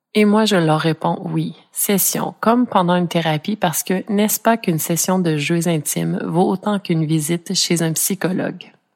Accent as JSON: {"language": "French", "region": "Ontario", "country": "Canada", "tie": "born or raised there", "said": "je suis franco-ontarienne d'origine, donc née dans un coin du pays canadien qui est un parfait melting pot anglais-français"}